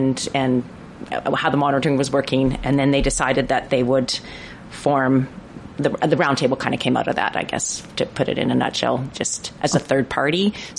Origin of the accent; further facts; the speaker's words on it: Prince George, British Columbia, Canada; I'm born and raised in Prince George on the traditional and unceded territory of the Tlaitlitané, and very happy to be so.